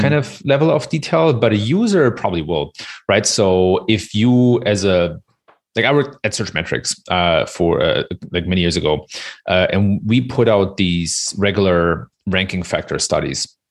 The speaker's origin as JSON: {"language": "English", "country": "Germany", "tie": "born or raised there", "said": "I was born and raised in Germany"}